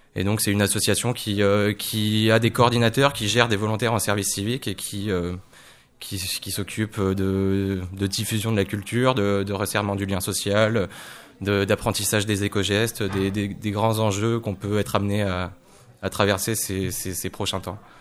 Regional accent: Poitiers, Nouvelle-Aquitaine, France; moved away as an adult; now in Tours, France; à la base, je viens de Poitiers

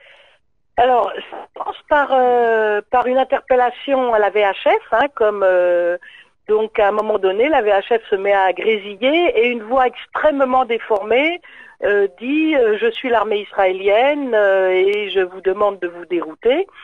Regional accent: Paris, Île-de-France, France; je suis parisienne

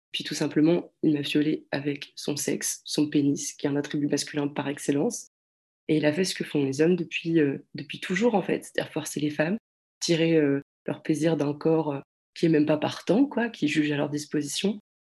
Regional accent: France; je suis française

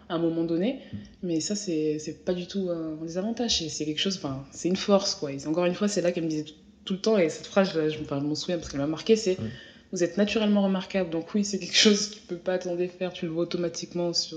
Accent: France; je suis française

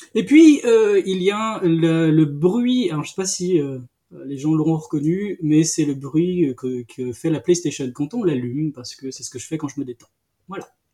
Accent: Brittany, France; je suis breton, je suis en Bretagne, mais moi je suis un breton des terres

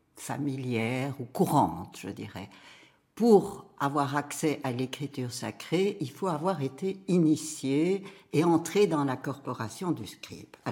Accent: Brussels, Brussels-Capital Region, Belgium; Bruxelles, qui est ma ville natale

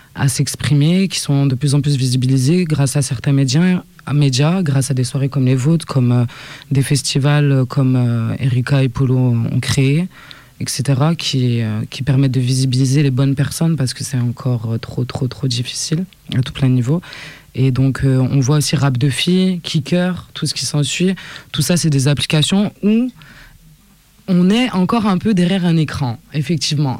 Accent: Saint-Étienne, Auvergne-Rhône-Alpes, France; Je viens de Saint-Étienne, 4-2, juste à côté

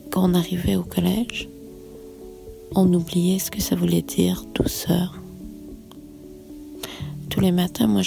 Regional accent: Canada; moved away; j'étais reléguée en tant que Canadienne

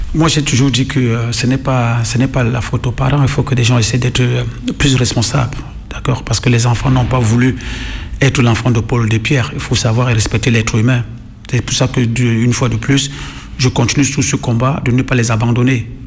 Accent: Cameroon; moved away as an adult; also born or lived in Italy; now in France; J'ai joué un peu dans mon pays, je suis camerounais

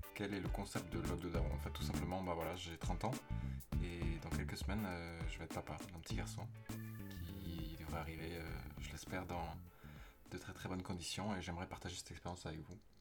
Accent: Toulouse, Occitania, France; also born or lived in Aveyron; now in Paris, France; né dans l'Aveyron, j'ai grandi à Toulouse

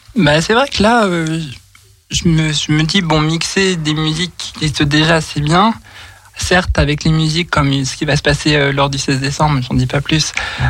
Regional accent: Nantes, Pays de la Loire, France; moved away as an adult; now in Lyon, France; je suis originaire de Nantes et j'habite sur l'Inde depuis maintenant trois, enfin, deux ans et demi

